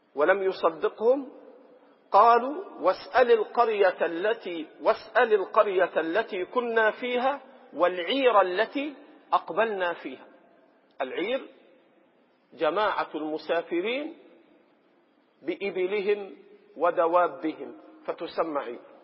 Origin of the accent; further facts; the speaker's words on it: Egypt; عندنا في مصر